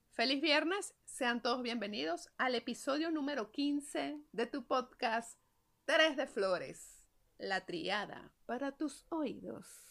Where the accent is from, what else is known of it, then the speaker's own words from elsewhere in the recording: Venezuela; así somos nosotros los venezolanos